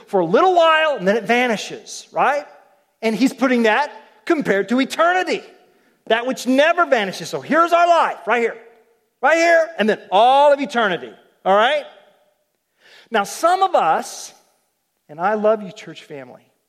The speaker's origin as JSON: {"language": "English", "region": "Oklahoma", "country": "United States", "said": "I'm from Oklahoma. Okies like ropes"}